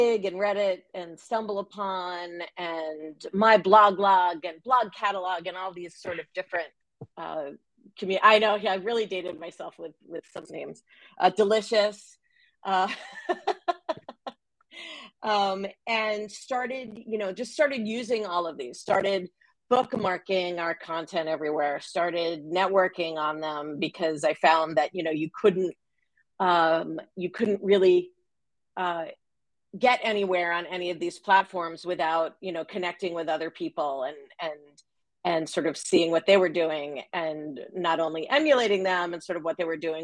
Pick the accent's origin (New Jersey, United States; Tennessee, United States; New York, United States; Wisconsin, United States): New York, United States; Long Island; moved away; when I was a little girl growing up on Long Island